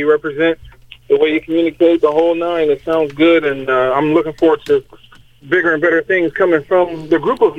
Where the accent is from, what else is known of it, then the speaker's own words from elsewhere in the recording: Detroit, Michigan, United States; I'm actually right here in New Jersey, and I couldn't help but, you know, listen to your program because I'm from the Motor City